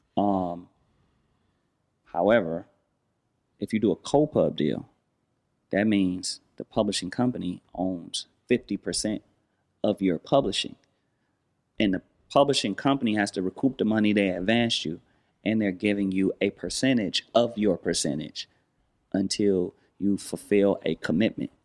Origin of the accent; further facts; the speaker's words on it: Los Angeles, California, United States; I'm from Watts.